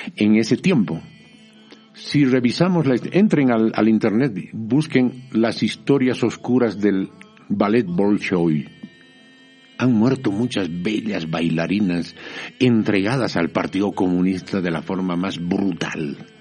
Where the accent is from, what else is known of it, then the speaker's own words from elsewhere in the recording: Bolivia; also born or lived in France / Mexico; yo soy bien boliviano